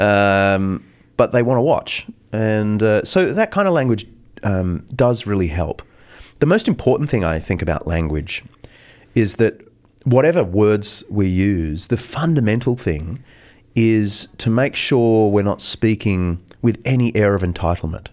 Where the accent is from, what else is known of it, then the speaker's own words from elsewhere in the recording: Australia; we're very British. I mean, we started as a British colony